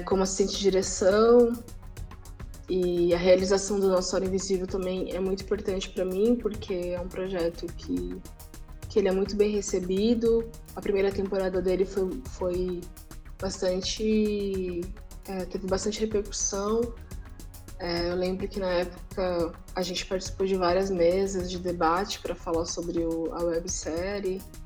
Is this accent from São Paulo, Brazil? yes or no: yes; São Paulo, Brazil; eu sou de São Paulo, eu sou uma pessoa da periferia